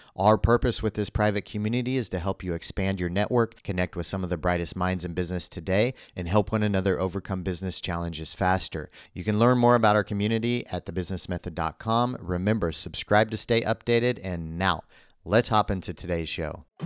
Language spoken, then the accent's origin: English; Midwest, United States; I grew up in the Midwest